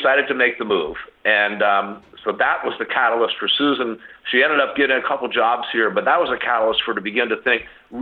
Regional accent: Cincinnati, Ohio, United States; I was born in Cincinnati and raised there

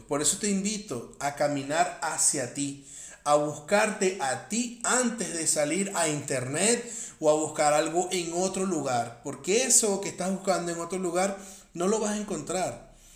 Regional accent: Venezuela; soy de Venezuela

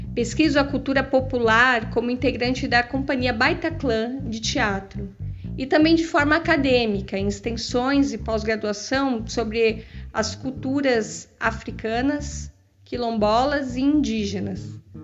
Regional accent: São Paulo, Brazil; Cresci na Parada de Taipas, periferia de São Paulo

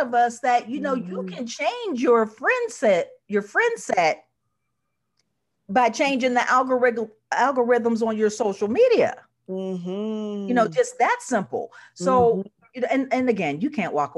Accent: Pittsburgh, Pennsylvania, United States; moved away as an adult; we are the third biggest Black family in the city

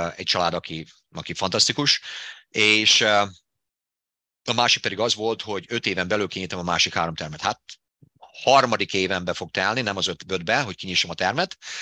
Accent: Debrecen, Hajdú-Bihar, Hungary; accent: Hungarian; moved away as an adult; now in United States; abban a kis, kis debreceni városban, ahol én felnőttem

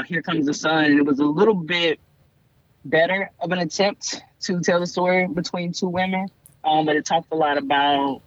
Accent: the South, United States; I grew up in the South.

